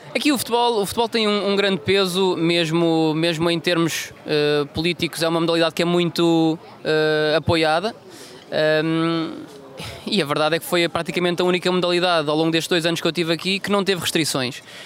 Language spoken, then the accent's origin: Portuguese; Funchal, Madeira, Portugal; sou natural do Funchal